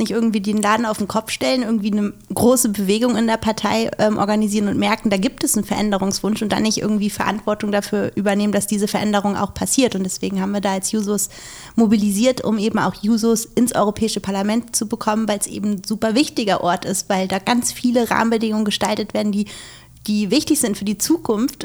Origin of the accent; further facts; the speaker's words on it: Schleswig-Holstein, Germany; ich komme ja aus Schleswig-Holstein.